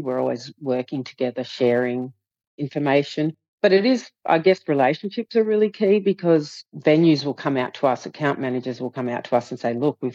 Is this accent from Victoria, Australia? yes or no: no; Southern Highlands, New South Wales, Australia; I'm from the Southern Highlands